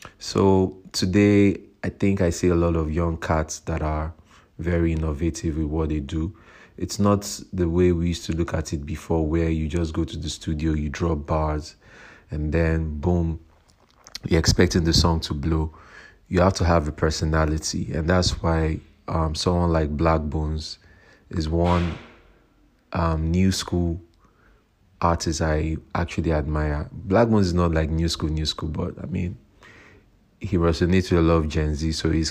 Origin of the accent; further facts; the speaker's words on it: Nigeria; I'm a Nigerian rapper